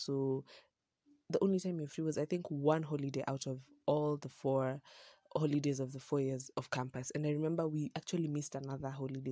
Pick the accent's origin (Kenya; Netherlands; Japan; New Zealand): Kenya; having grown up in a town where you're just so used to how things go, and then, um, starting there all the way from prime, from nursery to hi-, to class eight